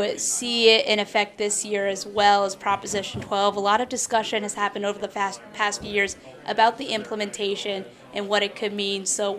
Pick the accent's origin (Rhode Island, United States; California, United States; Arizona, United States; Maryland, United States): Rhode Island, United States; moved away; growing up in agriculture in the Northeast, I grew up in Rhode Island